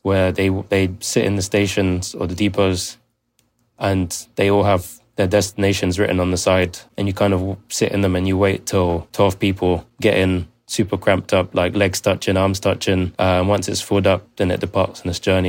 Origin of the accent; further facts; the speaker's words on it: London, United Kingdom; I grew up in Zone two, London